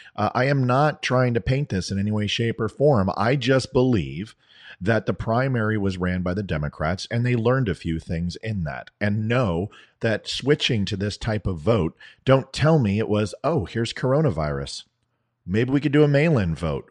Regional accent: United States; I'm an American

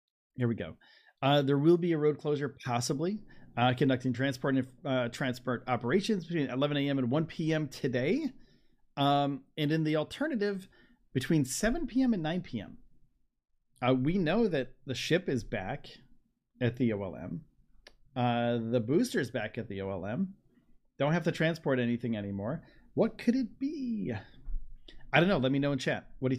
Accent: Vermont, United States; also born or lived in New York / Starbase, Texas; now in Georgia, United States; I'm from Georgia now. I was from Vermont and from Starbase. I went from Starbase. Okay, so the last 4 years-ish, a lot of moving. Vermont to New York to Starbase, Texas, for about a year, and then back to New York, back to Vermont, and down.

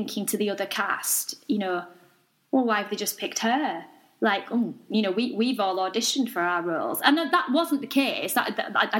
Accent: Yorkshire and the Humber, United Kingdom; accent: Yorkshire (implied by Emmerdale remark)

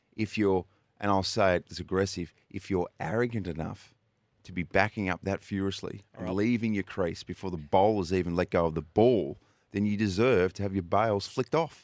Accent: New South Wales, Australia; now in Adelaide, Australia; They're from Wagga Wagga, New South Wales. I'm originally from New South Wales

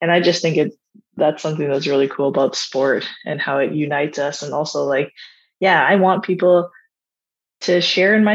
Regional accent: Canada; as a Canadian too

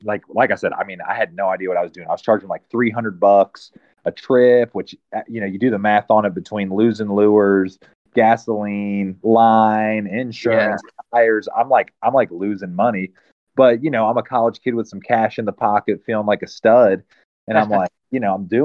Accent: Lake Wylie, South Carolina, United States; moved away; also born or lived in Maryland; I was born in South Carolina, grew up on Lake Wiley, Little Allison Creek

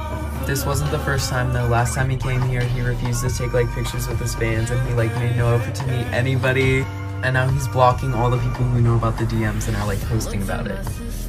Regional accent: Montana, United States; he's in my hometown in Montana right now.

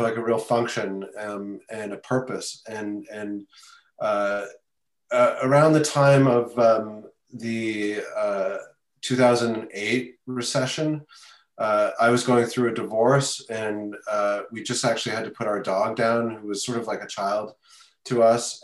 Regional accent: Canada; now in New York City, United States; I am originally from Canada, moved to New York about 25 years ago to New York City.

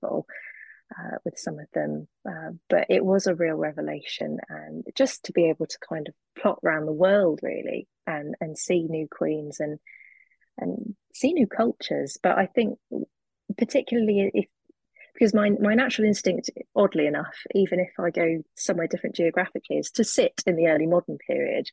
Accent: United Kingdom; as a Brit, a young Brit.

